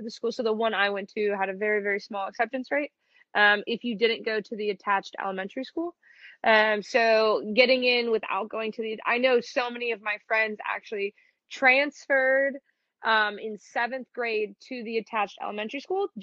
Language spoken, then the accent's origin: English; suburb of Detroit, Michigan, United States; accent: Michigan; I'm from Michigan, just outside of Detroit in one of the little suburbs